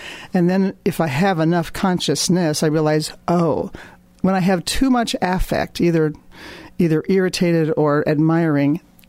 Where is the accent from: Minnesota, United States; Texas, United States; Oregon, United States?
Minnesota, United States; I come from Minnesota